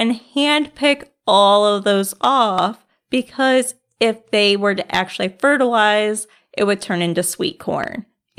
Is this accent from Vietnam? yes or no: no; Indiana, United States; I was raised in Northern Indiana, right there on the Michigan state line, in a beautiful area called Michiana, which is the whole state line area.